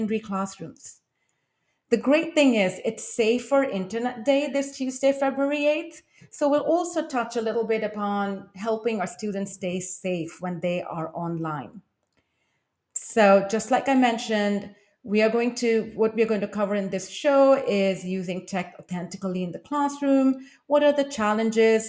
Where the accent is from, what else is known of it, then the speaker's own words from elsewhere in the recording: India; moved away as an adult; now in Taipei, Taiwan; I am from India and have lived in East Asia for the past two decades